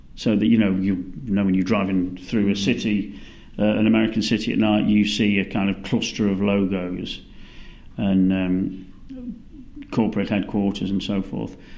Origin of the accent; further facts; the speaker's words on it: United Kingdom; moved away as an adult; now in Melbourne, Australia; as a British person